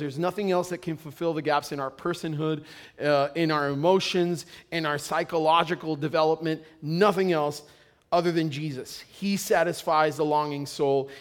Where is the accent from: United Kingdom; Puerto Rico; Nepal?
Puerto Rico; moved away; I come from Puerto Rico, and in Puerto Rico, it's a big deal if you're not married